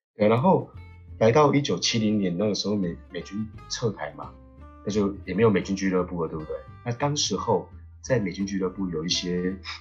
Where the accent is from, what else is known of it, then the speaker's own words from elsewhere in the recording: Kaohsiung, Taiwan; also born or lived in Macau / Shanghai; 我来自高雄